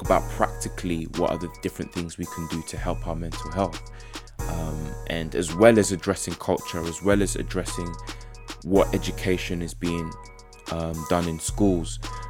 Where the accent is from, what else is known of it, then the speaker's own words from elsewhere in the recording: Essex, East of England, United Kingdom; also born or lived in South London / Ghana (ancestry); now in Derby, United Kingdom; Born in South London, grew up in Essex, and now we're living in Derby.